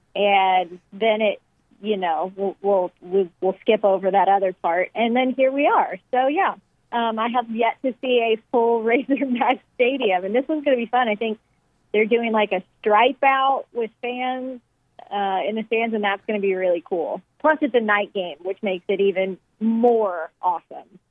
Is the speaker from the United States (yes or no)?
yes; Texas, United States; now in Arkansas, United States; I'm from Texas